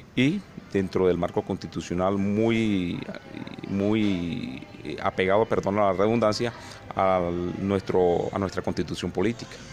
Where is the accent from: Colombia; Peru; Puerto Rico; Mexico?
Colombia; moved away as an adult; now in Norte de Santander, Colombia; viví, nací en la Sierra Nevada de Santa Marta, al lado de unos resguardos indígenas